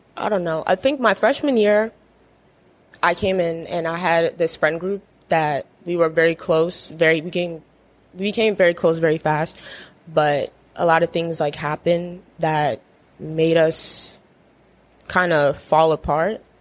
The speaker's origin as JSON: {"language": "English", "town": "Edgewood", "region": "Maryland", "country": "United States", "tie": "born or raised there", "said": "I grew up in Edgewood, Maryland."}